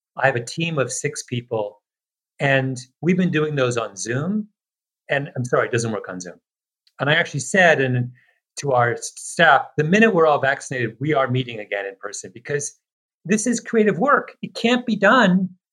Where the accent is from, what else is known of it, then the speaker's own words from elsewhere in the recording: Canada; I am very Canadian